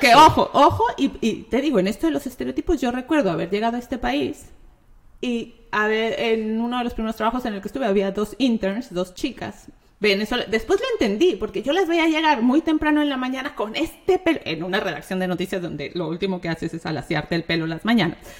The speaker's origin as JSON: {"language": "Spanish", "country": "Mexico", "said": "como mexicana"}